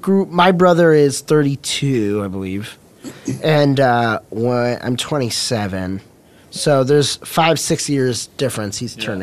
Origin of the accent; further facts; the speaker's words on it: Ann Arbor, Michigan, United States; moved away as an adult; I'm from Ann Arbor, Michigan.